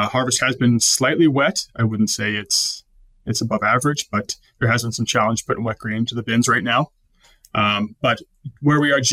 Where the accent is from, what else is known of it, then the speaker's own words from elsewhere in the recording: Calgary, Alberta, Canada; born and raised in Calgary, attended University of Calgary